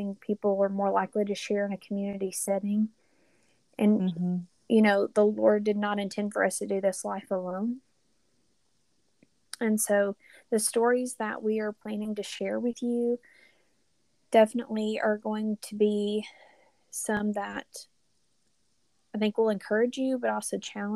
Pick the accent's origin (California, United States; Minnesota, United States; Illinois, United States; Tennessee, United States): Tennessee, United States; Knoxville; moved away as an adult; now in Alabama, United States; I am originally from Knoxville, Tennessee, and am a transplant to the state of Alabama.